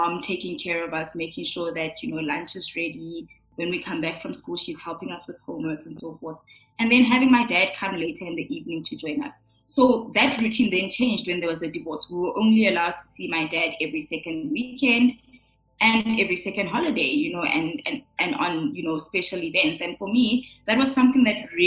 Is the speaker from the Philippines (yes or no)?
no; Johannesburg, Gauteng, South Africa; also born or lived in Pretoria / Midrand; born and bred in Johannesburg in Pretoria. I come from parents who are both Sotho, from Lesotho. I grew up initially with both my parents